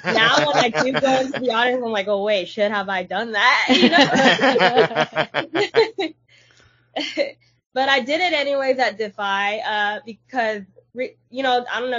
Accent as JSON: {"language": "English", "town": "Los Angeles", "region": "California", "country": "United States", "tie": "born or raised there", "said": "I want to show them what my hometown is all about"}